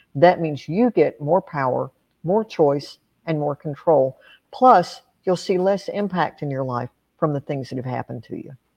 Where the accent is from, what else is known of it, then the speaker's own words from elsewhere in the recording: Appalachia, United States; I grew up in Appalachia